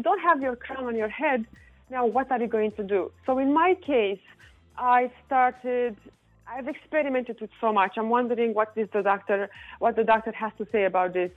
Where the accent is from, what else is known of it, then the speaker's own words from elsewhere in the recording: Romania; moved away; I'm from Romania